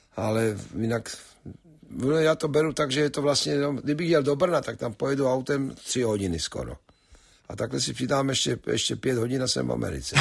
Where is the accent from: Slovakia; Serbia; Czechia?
Slovakia; moved away as an adult; now in United States; původně jako, že jsem Slovák